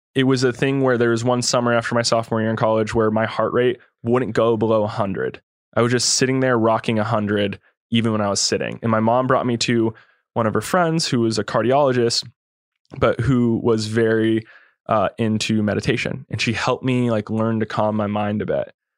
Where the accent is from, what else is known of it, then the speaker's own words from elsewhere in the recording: California, United States; also born or lived in Kauai, Hawaii; growing up in the Lake Tahoe area